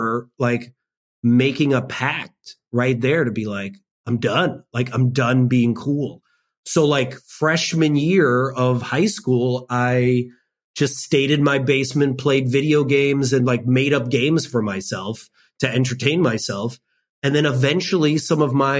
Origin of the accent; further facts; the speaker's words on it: suburb of Chicago, Illinois, United States; I lived in a predominantly white suburb of Chicago